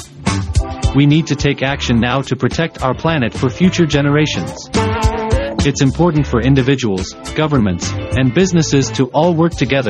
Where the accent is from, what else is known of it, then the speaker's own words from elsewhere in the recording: Glendale, California, United States; I was born in Glendale, California, and grew up in a middle-class family.